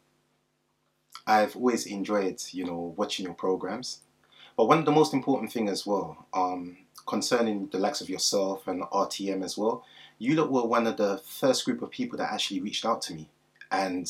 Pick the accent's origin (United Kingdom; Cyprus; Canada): United Kingdom; London; also born or lived in Wandsworth Road, London; I'm originally from Clapham Junction